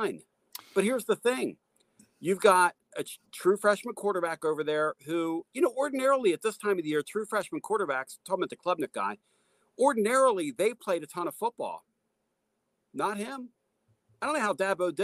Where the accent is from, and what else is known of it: Philadelphia, Pennsylvania, United States; born or raised there; now in Knoxville, United States